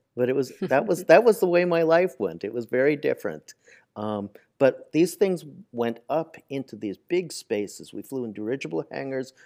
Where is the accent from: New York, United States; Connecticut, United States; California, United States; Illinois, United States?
New York, United States; New York City; I grew up in Manhattan.